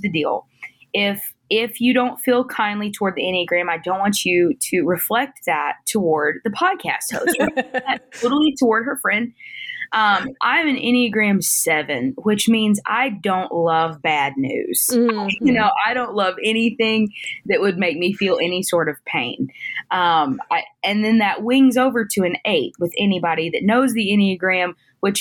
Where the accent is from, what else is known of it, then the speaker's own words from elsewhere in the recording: the South, United States; moved away as an adult; now in Midwest, United States; I was born and raised in the South